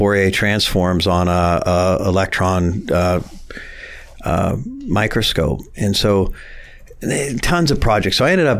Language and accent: English; Warren, Ohio, United States; accent: hillbilly; I grew up right off North Road on Quarry Lane and technically in Howland, but surrounded all about Warren. And always consider myself a Warrenite. And even though I went to Howland High School